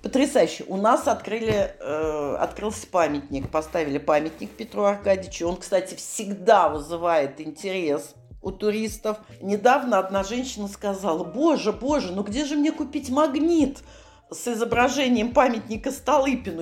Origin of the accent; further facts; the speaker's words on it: Saratov, Saratov Oblast, Russia; я с Волги, из города Саратова.